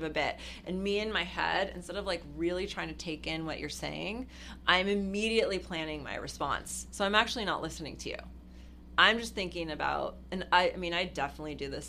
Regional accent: Los Angeles, California, United States; growing up in Hollywood

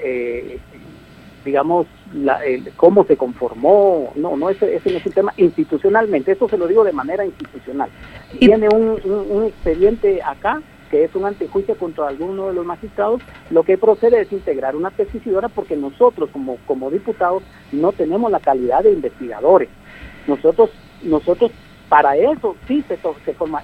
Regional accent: Guatemala; como guatemaltecos

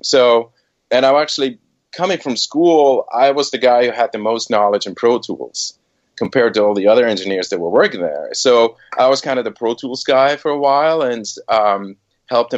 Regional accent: Switzerland; moved away as an adult; also born or lived in Boston / New York; I was born and raised in Switzerland

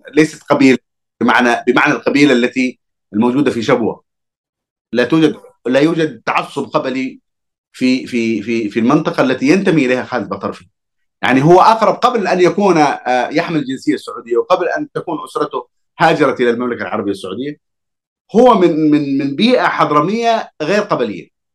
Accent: Hadhramaut, Yemen; أنا كحضرمي

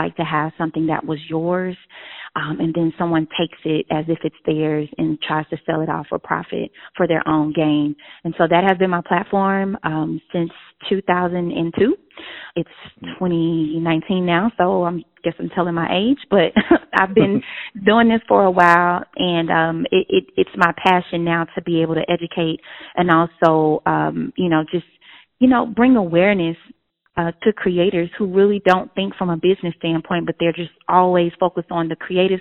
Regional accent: Houston, Texas, United States; in Houston, Texas. That's my hometown.

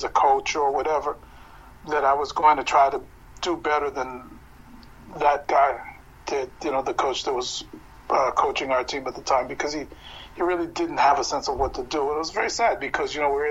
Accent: United States; I come out of a strange amalgam of being, you know, an American born and growing up in American neighborhoods

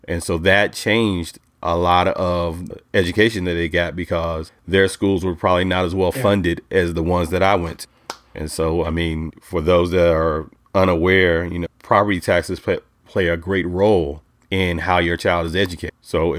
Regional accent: Charlotte, North Carolina, United States; I'm from Charlotte, North Carolina. So the Charlotte-Mecklenburg school system, I was a public school kid.

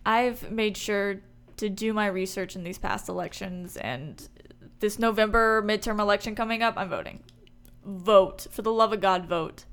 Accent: Houston, Texas, United States; Born and raised in Houston

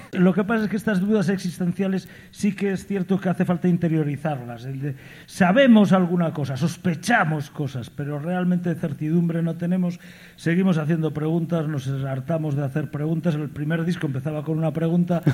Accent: southern Galicia, Spain; also born or lived in Vigo; Venimos del sur de Galicia

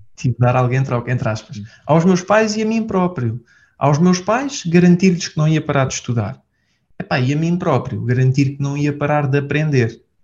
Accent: Portugal; sou de Portugal

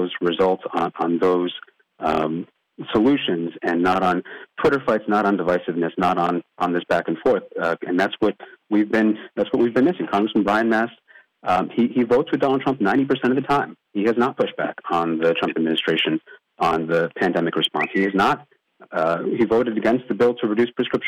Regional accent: Port St. Lucie, Florida, United States; also born or lived in Queens, New York; I grew up here in Port St. Lucie, so I was actually born up in Queens, New York.

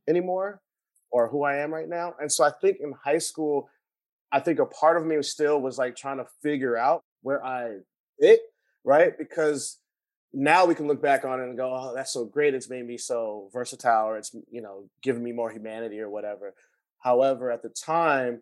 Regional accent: Los Angeles, California, United States; I grew up in West Adams, but I went to private schools. So I was exposed to a lot of different other neighborhoods

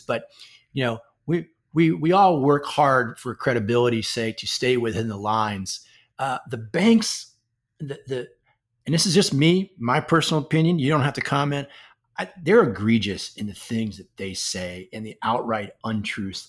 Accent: Washington, District of Columbia, United States; the Republic of Washington, D C, my hometown

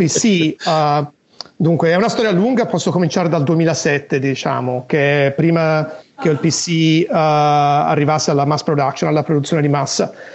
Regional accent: Italy; moved away as an adult; also born or lived in United States / Tokyo, Japan; now in Los Angeles, United States; sono nato e cresciuto in Italia

